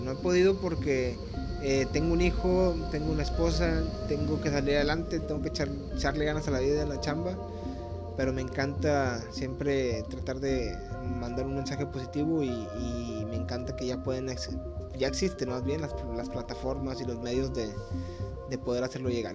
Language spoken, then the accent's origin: Spanish; Monterrey, Nuevo León, Mexico; now in Cancún, Mexico; Ahorita yo me encuentro en Cancún, yo soy de Monterrey